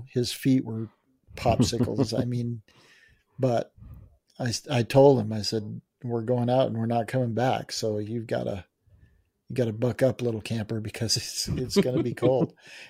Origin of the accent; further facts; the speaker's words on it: Colorado, United States; I'll be okay. I'm from Colorado. I'll be all right.